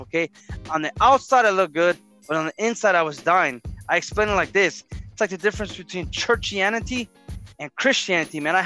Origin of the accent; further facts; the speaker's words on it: Harbor City, California, United States; We graduated from high school, Narbonne High School, located in Harbor City, California. And, you know, you and I grew up in the Harbor area